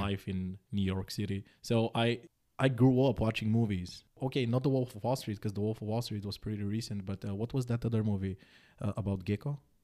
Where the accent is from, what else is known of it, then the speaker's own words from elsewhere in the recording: Bulgaria; moved away as an adult; also born or lived in Netherlands / Denmark; Born and raised in Bulgaria.